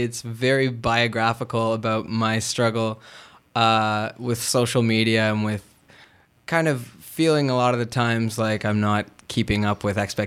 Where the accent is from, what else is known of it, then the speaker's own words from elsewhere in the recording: Steady Brook, Newfoundland and Labrador, Canada; moved away as an adult; now in Toronto, Canada; back home in Newfoundland, where I was raised. I'm from Steady Brook, a little community of about 300 people.